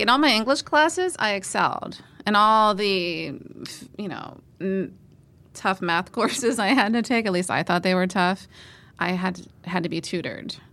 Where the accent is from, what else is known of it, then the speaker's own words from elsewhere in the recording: Northumberland County, Pennsylvania, United States; I was born in Northumberland County